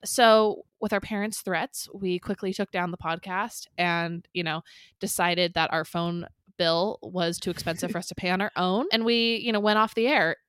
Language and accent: English; San Clemente, California, United States; We were born and raised in Orange County, California, mostly in San Clemente